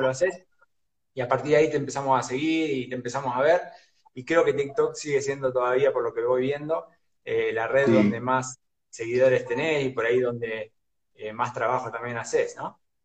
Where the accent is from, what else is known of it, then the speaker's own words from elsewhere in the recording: Junín, Buenos Aires Province, Argentina; yo soy de Junín, Provincia de González